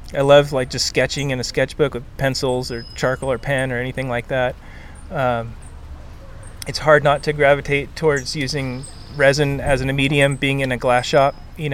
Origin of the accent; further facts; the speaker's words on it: Santa Cruz, California, United States; growing up in Santa Cruz, we're kind of in a bubble where we're not exposed to a lot of other board builders